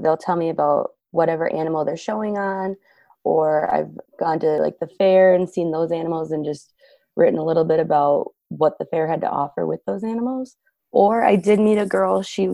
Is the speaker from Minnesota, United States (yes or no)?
yes; Waseca, Minnesota, United States; also born or lived in Janesville, Minnesota; I am from Waseca. I do live in the Janesville area, so it's been really cool to be back in my hometown.